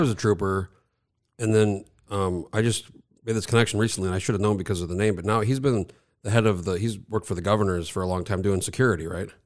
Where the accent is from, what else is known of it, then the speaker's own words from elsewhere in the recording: New Mexico, United States; now in Alaska, United States; I grew up in New Mexico, so I was born in eighty-four. We moved there when I was a baby, so I grew up there